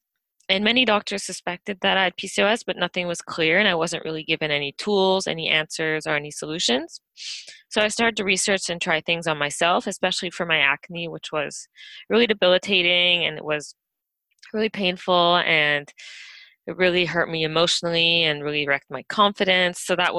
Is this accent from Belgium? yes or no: yes; Belgium; born there; also born or lived in California / Vancouver; I was born in Belgium, spent most of my life moving back and forth between North America and Europe.